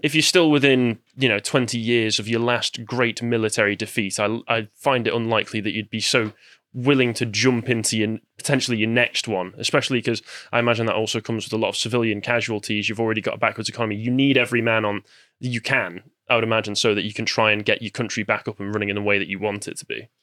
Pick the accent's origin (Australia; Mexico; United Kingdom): United Kingdom; near Manchester, north of England / Midlands; some would argue that I'm from the Midlands, but I'm, I consider myself from the North. I'm close enough to Manchester to consider myself a Northman.